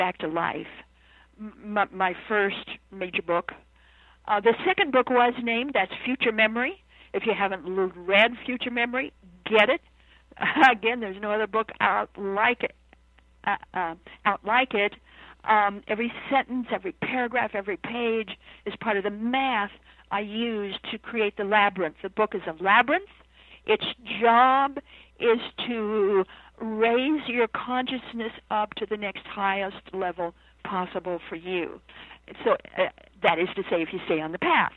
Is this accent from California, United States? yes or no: no; Idaho, United States; now in Virginia, United States; I'm an Idahoan by birth and raised in Idaho, now living in Virginia